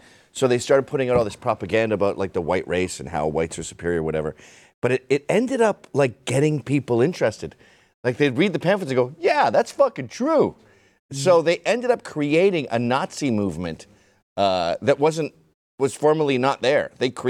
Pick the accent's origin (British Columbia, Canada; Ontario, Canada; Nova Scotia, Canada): Ontario, Canada; Ottawa; moved away; we had, like, three dudes in our scene in Canada where I grew up in Ottawa.